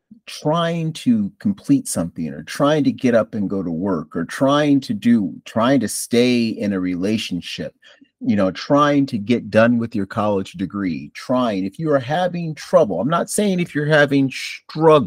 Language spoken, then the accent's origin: English; Buffalo, New York, United States; now in North Carolina, United States; I'm originally from Buffalo, New York